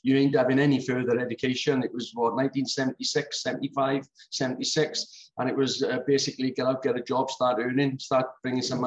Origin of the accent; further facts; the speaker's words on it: Swansea, Wales, United Kingdom; also born or lived in Port Talbot; Then we came back to Swansea. And that's where I sort of did my growing up from 11 to now